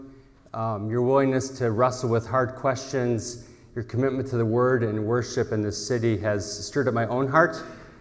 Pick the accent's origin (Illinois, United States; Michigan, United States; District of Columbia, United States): Illinois, United States; Chicago; I grew up in Chicago, so my Christmas for me was looking at the snow out my window.